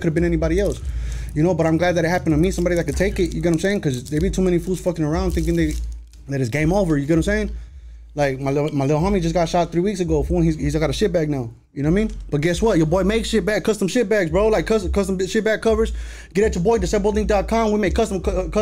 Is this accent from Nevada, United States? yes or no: yes; Las Vegas, Nevada, United States; I grew up on the west side of Vegas